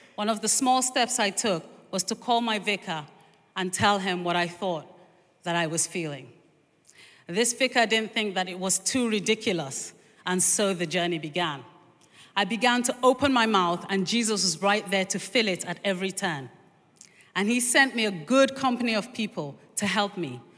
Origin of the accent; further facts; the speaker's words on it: Nigeria; now in London, United Kingdom; I grew up in, in this country until I was four, and then we moved to Nigeria.